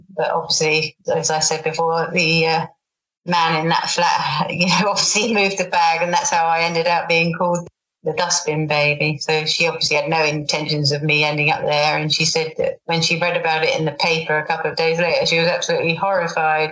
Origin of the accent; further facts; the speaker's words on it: England, United Kingdom; being English